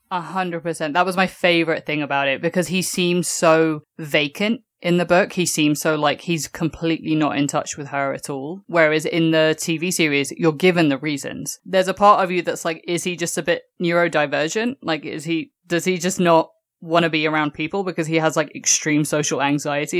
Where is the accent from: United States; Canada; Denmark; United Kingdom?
United Kingdom; England; moved away; growing up in England